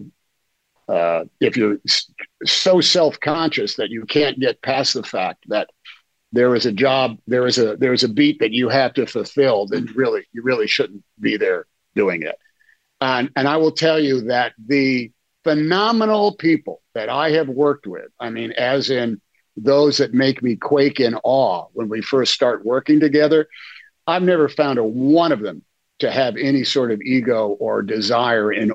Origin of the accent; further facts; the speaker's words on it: Oakland, California, United States; I grew up in Oakland